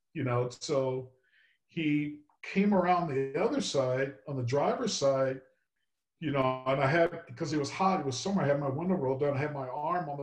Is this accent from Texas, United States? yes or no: yes; Texas, United States; moved away; I grew up in Texas